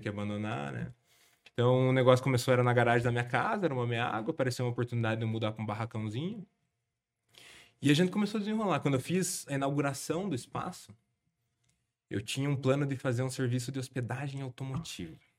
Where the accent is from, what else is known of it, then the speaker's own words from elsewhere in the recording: Guarapuava, Paraná, Brazil; sou de Guarapuava